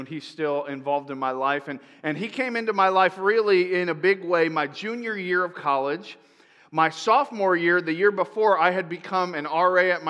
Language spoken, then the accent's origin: English; Tampa, Florida, United States; moved away as an adult; also born or lived in upstate New York; now in Marysville area, United States; I grew up in Tampa.